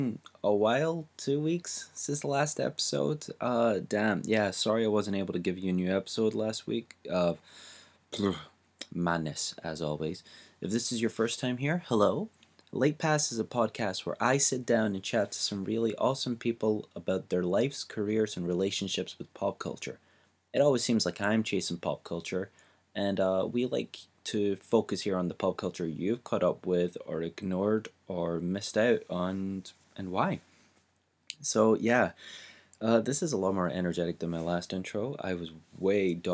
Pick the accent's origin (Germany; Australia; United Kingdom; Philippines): United Kingdom; Glasgow, Scotland; moved away as an adult; now in England; as a Glaswegian